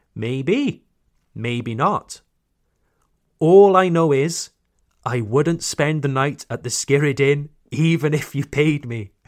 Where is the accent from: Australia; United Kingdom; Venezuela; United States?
United Kingdom; Wales; my hometown in Wales